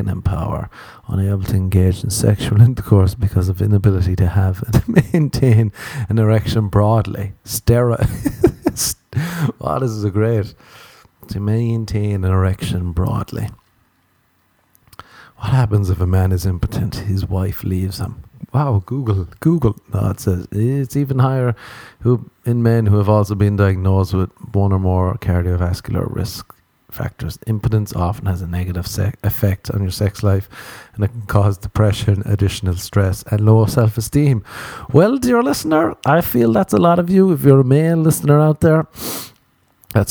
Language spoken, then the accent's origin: English; Ireland; that's two things we're warned about growing up in Ireland